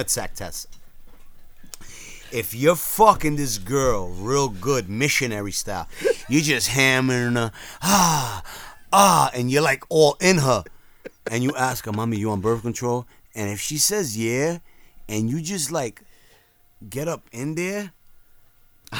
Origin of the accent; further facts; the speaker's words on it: New York City, New York, United States; I come from the Bronx